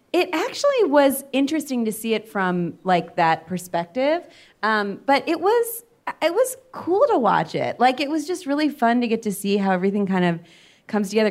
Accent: Cleveland, Ohio, United States; we're also both from Cleveland

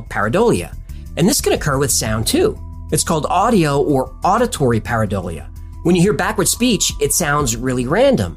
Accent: United States; I'm an American.

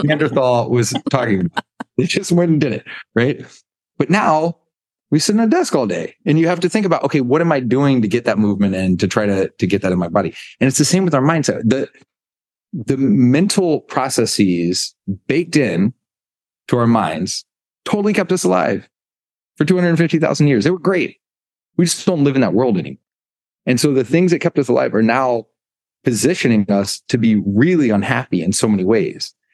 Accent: United States; moved away as an adult; also born or lived in Birmingham, Alabama / Greenville, North Carolina; now in Bermuda; growing up in Birmingham, Alabama, Greenville, North Carolina.

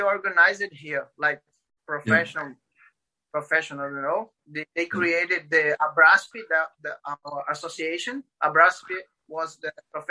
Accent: Paraíba, Brazil; English is a second language; moved away as an adult; also born or lived in Recife, Brazil; now in Florianópolis, Brazil; I'm originally from Paraíba, states in up north. But when I married, I moved to Recife.

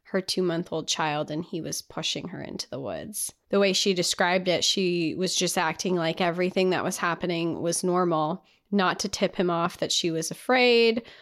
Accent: Utah, United States; I was born and raised in Utah, just three or four hours away from the Big Five. I grew up going to national parks.

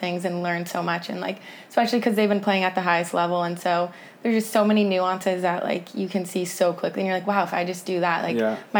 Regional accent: Hermosa Beach, California, United States; I grew up in Hermosa, and then my parents moved to Manhattan when I was in high school.

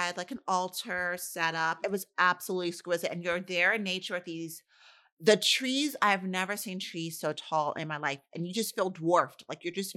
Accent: New York City, New York, United States; I'm from New York City. I'm from the Bronx, New York.

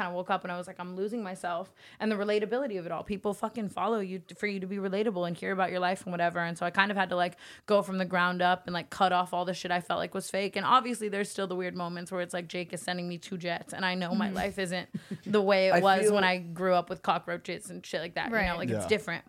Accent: Las Vegas, Nevada, United States; Like, I came from Vegas. I hated my family. I hated my life.

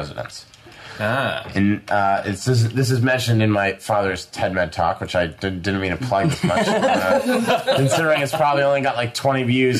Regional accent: Boston, Massachusetts, United States; New England is where I'm from Boston

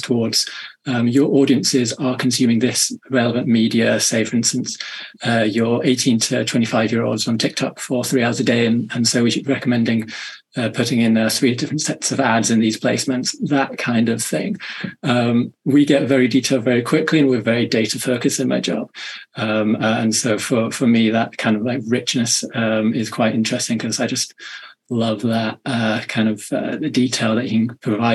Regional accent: Manchester, North West England, United Kingdom; I come from the UK, as you may be able to tell from my accent, up in the north in Manchester

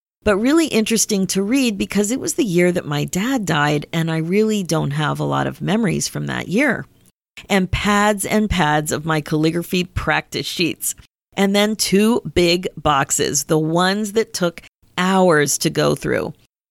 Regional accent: Pennsylvania, United States; my mom still lives in the house in town that I grew up in Pennsylvania.

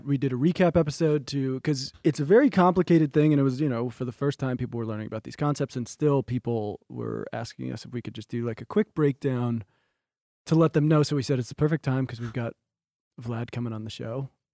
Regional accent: New Jersey, United States; I grew up in New Jersey

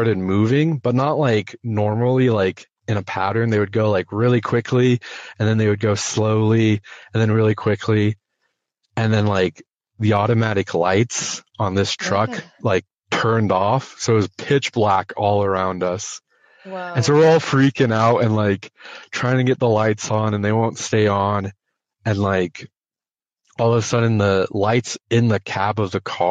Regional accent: North Dakota, United States; I'm from North Dakota. So there's not a whole lot out there besides like farm fields and like nothingness.

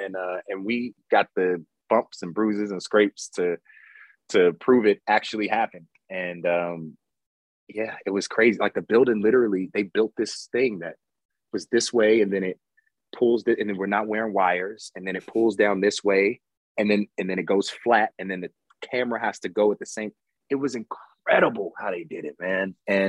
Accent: New York, United States; and I lived in the Heights at one point, you know, growing up in New York. So I was like, coming up in New York.

